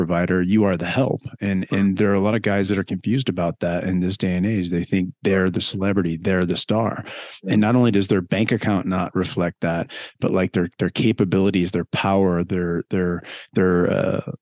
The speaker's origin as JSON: {"language": "English", "region": "Midwest", "country": "United States", "tie": "born or raised there", "also_born_or_lived": "St. Louis", "moved": "yes", "said": "I came from the Midwest."}